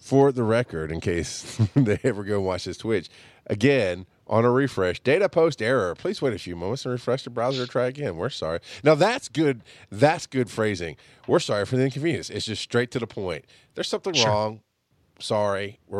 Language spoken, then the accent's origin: English; Georgia, United States; I'm from Georgia and I don't like peaches.